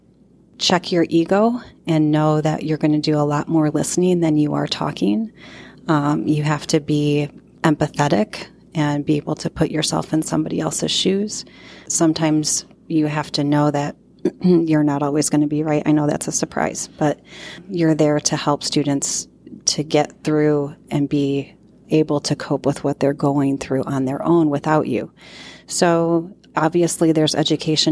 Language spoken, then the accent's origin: English; Rochelle, Illinois, United States; also born or lived in Ohio; We moved from Ohio to Rochelle when I was in kindergarten, and I went to school at Central School and then Tilton, and at the time Rochelle Junior High School and Rochelle Township High School